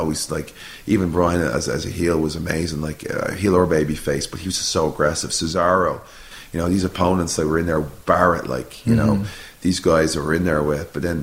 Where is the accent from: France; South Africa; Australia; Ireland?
Ireland; moved away; I'm an Irish fella